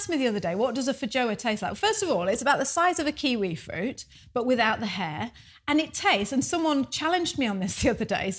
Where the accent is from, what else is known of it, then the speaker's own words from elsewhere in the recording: United Kingdom; moved away as an adult; now in New Zealand; Lived in the UK for 38 years